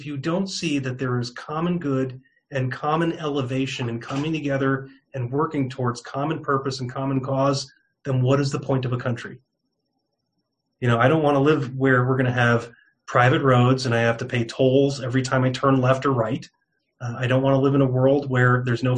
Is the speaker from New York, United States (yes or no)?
yes; New York, United States; moved away as an adult; also born or lived in California / Raleigh, North Carolina; now in Arizona, United States; I'm born and raised in New York, just outside of New York City